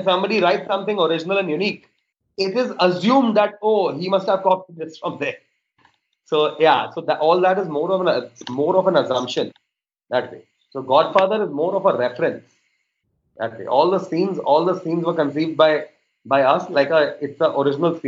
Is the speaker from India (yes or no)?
yes; Mumbai, Maharashtra, India; I was born and brought up in Bombay